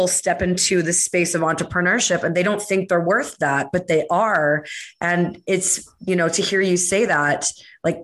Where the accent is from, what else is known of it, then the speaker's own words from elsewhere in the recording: Canada; being Canadian